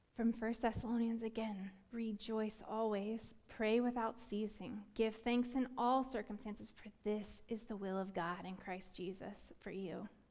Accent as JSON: {"language": "English", "region": "Florida", "country": "United States", "tie": "born or raised there", "said": "I grew up in Florida"}